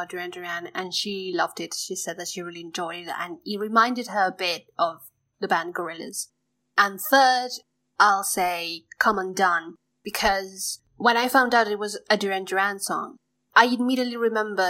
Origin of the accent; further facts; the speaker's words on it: Neuquén, Argentina; from Neuquén, Argentina, a province in the south of the country, an area mostly known as Patagonia.